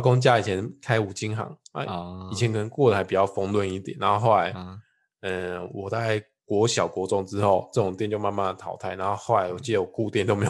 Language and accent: Chinese; Changhua County, Taiwan; 哎，彰彰化，我老家也没有小北